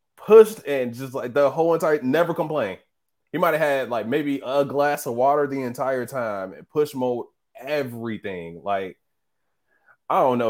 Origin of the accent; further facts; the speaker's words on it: Midwest, United States; we're from the Midwest. So we see nothing but flat